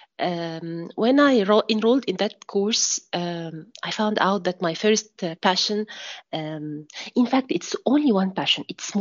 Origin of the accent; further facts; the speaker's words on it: Egypt; from Egypt